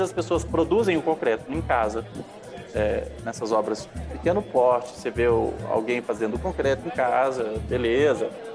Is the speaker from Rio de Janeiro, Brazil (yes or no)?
no; Minas Gerais, Brazil; accent: mineiro; o sotaque é mineiro